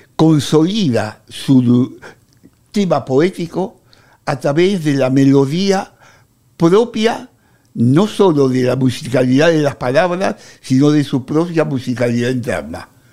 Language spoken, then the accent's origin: Spanish; Buenos Aires, Argentina; Los porteños somos seres muy generosos.